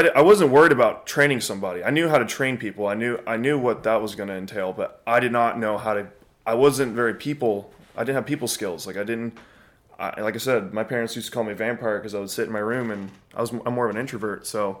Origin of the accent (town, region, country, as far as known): Montgomery, Texas, United States